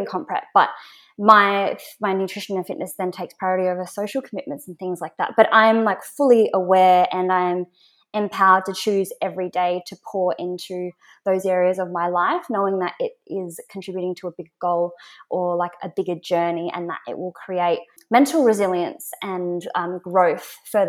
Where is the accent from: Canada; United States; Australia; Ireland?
Australia; Perth, Western Australia; moved away as an adult; So I'm originally from Perth. So I moved here about 3 years ago.